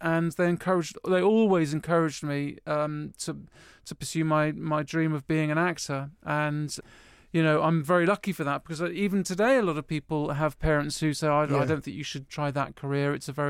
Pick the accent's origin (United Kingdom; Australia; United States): United Kingdom; Woking, South East England; also born or lived in Cotswolds; I grew up in Woking, which is, you know, a little suburban town half an hour from London, you may know it, in Surrey. And and that was sort of, yeah, very suburban, but with a bit of countryside nearby. But then when I was 11, we moved to the Cotswolds, super country-ish.